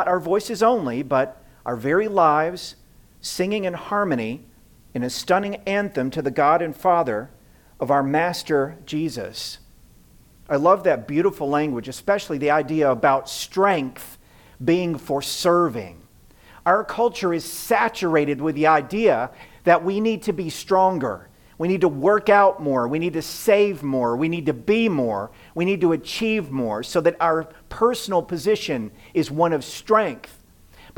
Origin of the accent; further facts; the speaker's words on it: the South, United States; now in Midwest, United States; I grew up in the South where people-pleasing is an art form